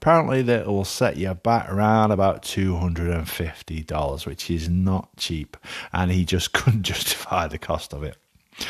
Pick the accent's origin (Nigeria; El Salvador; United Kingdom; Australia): United Kingdom; Alsager, North West England; A barmaid in the Wilbraham Arms, which is a pub in my hometown of Alsager, first told me about this.